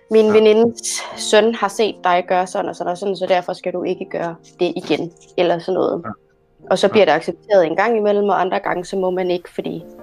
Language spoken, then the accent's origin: Danish; Egypt; now in Denmark; Jo, øh, jamen øh, jeg er fra Ægypten. Øh, kommer fra ja, en familie, som øh, har haft selv krise med at finde ud af religion og kultur.